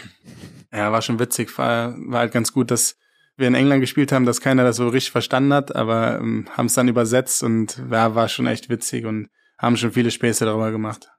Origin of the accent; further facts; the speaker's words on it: Germany; moved away as an adult; als Deutscher